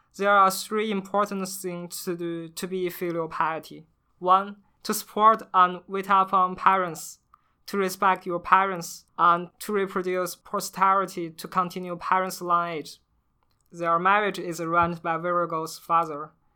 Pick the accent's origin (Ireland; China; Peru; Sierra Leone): China; Beijing; I'm from Beijing